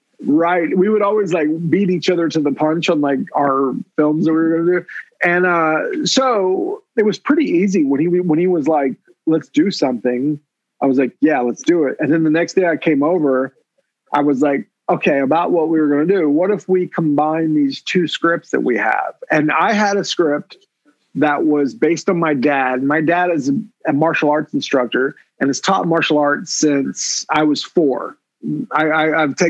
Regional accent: Oklahoma, United States; I'm from Oklahoma

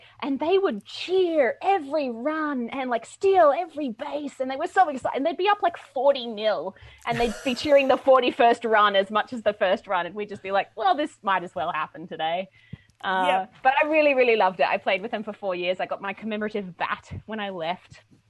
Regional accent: Australia; now in United States; So I'm from Australia. I don't know if your listeners can tell my accent anymore because I've been here for a while now. I'm a huge cricket fan. I grew up on cricket.

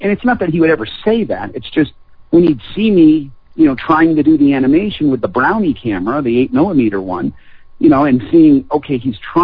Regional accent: Longmeadow, Massachusetts, United States; also born or lived in Springfield, Massachusetts / Indian Orchard, Massachusetts; I was born in Springfield, Massachusetts. We lived in a place called Indian Orchard for a while, then we moved to Longmeadow, Massachusetts

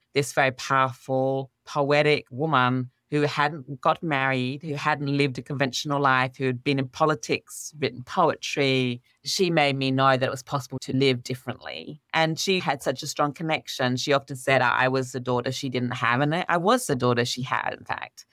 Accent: Australia; I was brought up in Australia with my father's Pakistani, my mother's English

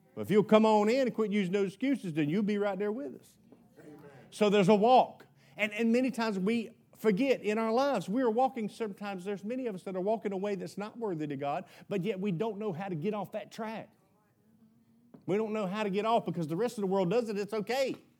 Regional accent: United States; I was born in America, why I was grown up in a Baptist home

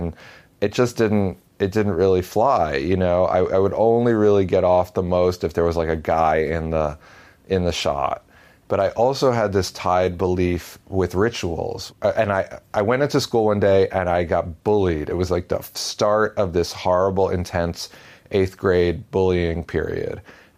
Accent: Paramus, New Jersey, United States; I'm 38, and I graduated high school in 1999. I grew up in Paramus, New Jersey.

